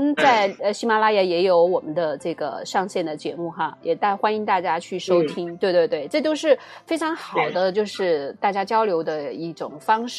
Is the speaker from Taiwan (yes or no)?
no; China; 既可以听到我们中国人的声音，也知道我们现在中国人在对时下在忙些什么